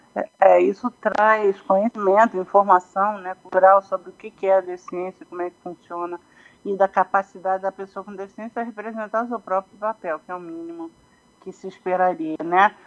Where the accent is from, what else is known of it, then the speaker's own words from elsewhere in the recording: Brazil; moved away as an adult; como brasileiro